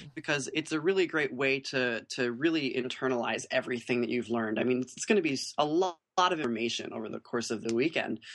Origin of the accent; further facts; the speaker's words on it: United States; as American artists who are reinterpreting their tradition